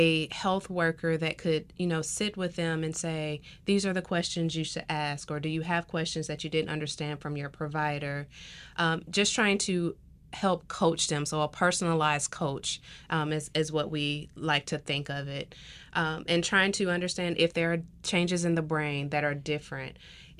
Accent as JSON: {"language": "English", "region": "the South", "country": "United States", "said": "because I'm from the South. I love the food. I grew up with it."}